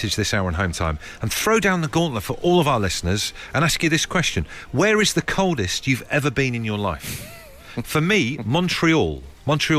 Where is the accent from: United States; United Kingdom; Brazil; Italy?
United Kingdom; Devon, South West England; I grew up in Devon